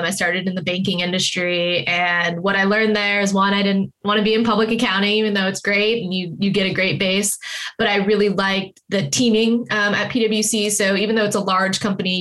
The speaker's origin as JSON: {"language": "English", "area": "Silicon Valley", "region": "California", "country": "United States", "tie": "born or raised there", "said": "I grew up in Silicon Valley."}